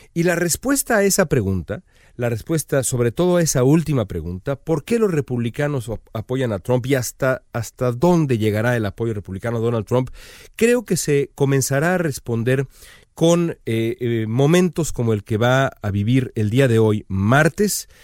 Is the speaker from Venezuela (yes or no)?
no; Mexico; now in United States; para todos nosotros como aficionados mexicanos al fútbol